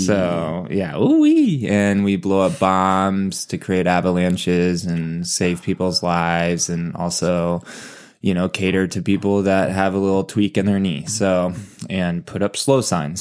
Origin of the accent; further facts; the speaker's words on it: Valencia, California, United States; I am from Valencia, California, and, uh, as Eric explained, it's Santa Clarita, and it's also Los Angeles. So, a suburb kid and played a lot of sports growing up